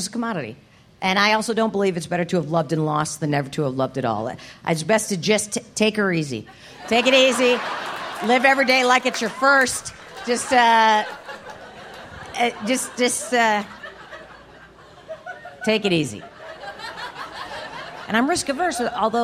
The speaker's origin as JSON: {"language": "English", "region": "New Jersey", "country": "United States", "tie": "born or raised there", "said": "my home state of New Jersey"}